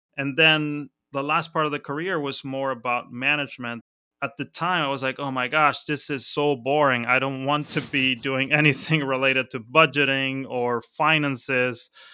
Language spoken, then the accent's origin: English; Buenos Aires, Argentina; moved away as an adult; also born or lived in Mar del Plata / Othello, Washington / Berlin; now in Philadelphia, United States; my childhood in Buenos Aires was pretty easy